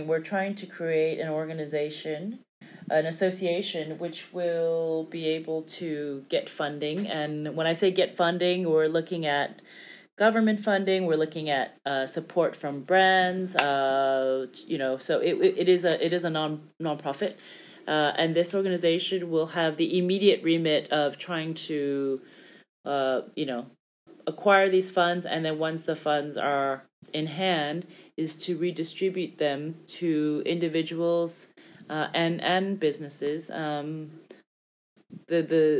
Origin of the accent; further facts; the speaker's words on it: United States; moved away; I'm from the States and my family's there